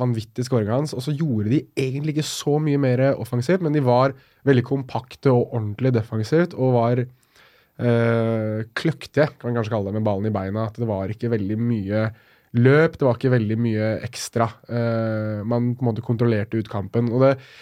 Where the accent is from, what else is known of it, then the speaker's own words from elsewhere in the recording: Norway; jeg blir jo stolt over å være nordmann